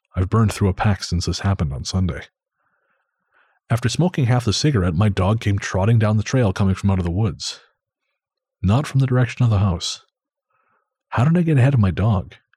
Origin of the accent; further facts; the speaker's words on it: Revelstoke, British Columbia, Canada; my hometown